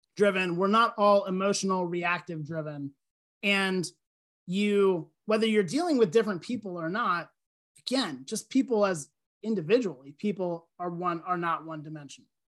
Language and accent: English; Lancaster, Pennsylvania, United States; moved away as an adult; also born or lived in West Virginia; I grew up in Lancaster, Pennsylvania